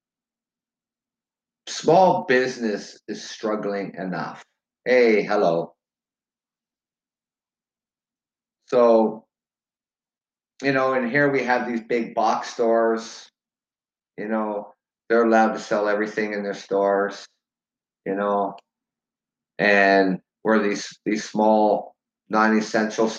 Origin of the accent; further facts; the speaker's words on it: Canada; I live in Canada, so I have nothing to do with Americans, elections, and stuff like that. I'm Canadian.